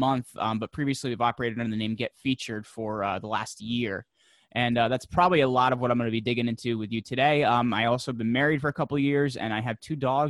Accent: New York, United States; I'm from the Northeast. I'm just outside of New York City. Though the interesting thing about it is I'm from the part of the state where they can't really tell what part of the country I'm from because I don't really have an accent.

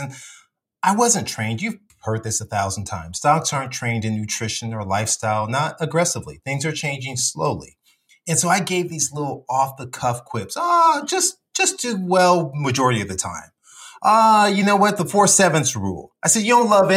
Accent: Compton, California, United States; moved away as an adult; also born or lived in South Central LA / Alabama; growing up in Compton

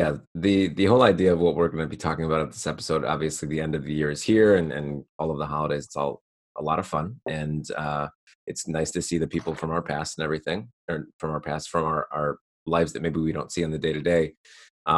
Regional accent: Niagara Falls, New York, United States; moved away as an adult; also born or lived in Rochester, New York; I grew up in Niagara Falls, New York.

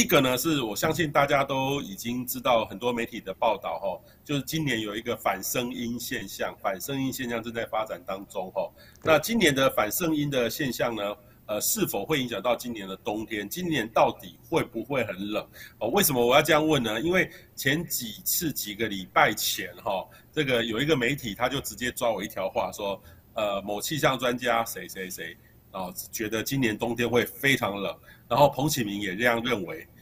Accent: central Taiwan, Taiwan; 我在中部长大的

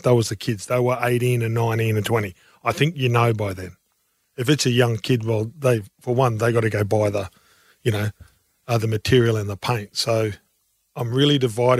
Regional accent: Townsville, Queensland, Australia; growing up in Australia, growing up in Townsville, I grew up and I had a wonderful dad

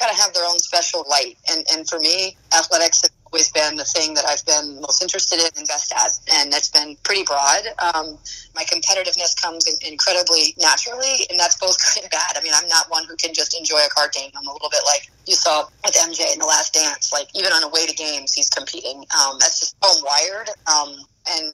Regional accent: New Hampshire, United States; I'm from a small state, though. I'm from New Hampshire.

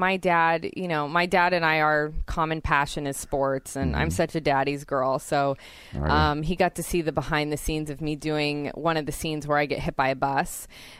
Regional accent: Santa Cruz, California, United States; Always like giving props to my hometown. I loved being born and raised there and still live there now.

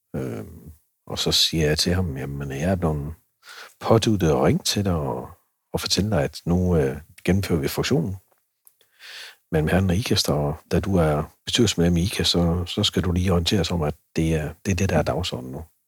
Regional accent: Herning, Central Denmark Region, Denmark; also born or lived in Lind; jeg er fra Herning og, og øh, opvokset i Vestjylland

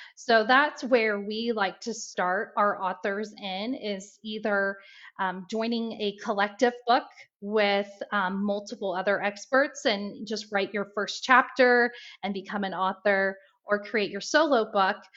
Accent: Indiana, United States; now in Ohio, United States; I'm from Indiana, and um, I always tell everyone that I'm a Hoosier that's in the Buckeye State. I'm a proud Hoosier.

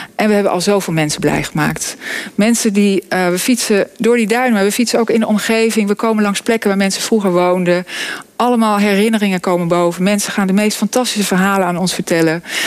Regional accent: Vogelenzang, North Holland, Netherlands; Ik kom uit het Noord-Hollandse dorp Vogelenzang

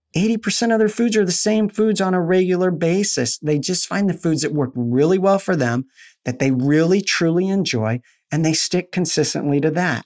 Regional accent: Albuquerque, New Mexico, United States; I'm in Florida and I'm, I'm from Albuquerque, New Mexico.

